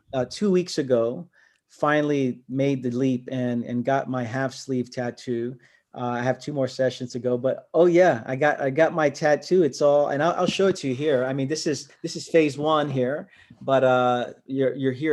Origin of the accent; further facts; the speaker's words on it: New York City, New York, United States; also born or lived in Queens; I'm from Brooklyn